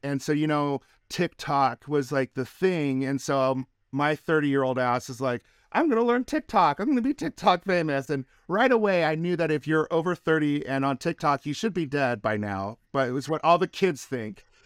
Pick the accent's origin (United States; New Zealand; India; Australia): United States; Reno, Nevada; Reno, Nevada, which is my hometown